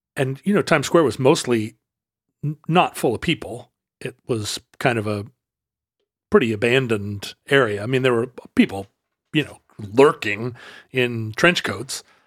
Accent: Alaska, United States; I'm from Alaska

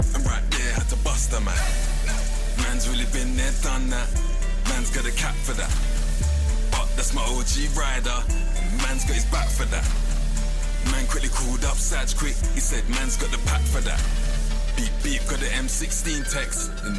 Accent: London, United Kingdom; Music was so important to me this year because I was away from London so much. It was like, probably was homesick.

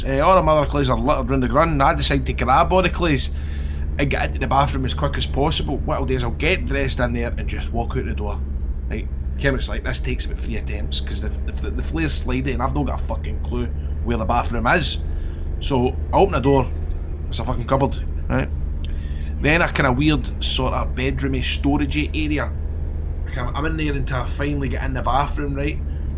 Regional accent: Scotland, United Kingdom; I'm from Scotland, where are you from?

